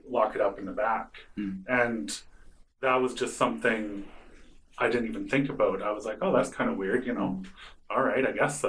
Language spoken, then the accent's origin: English; Rivers, Manitoba, Canada; now in British Columbia, Canada; I grew up in rural Manitoba.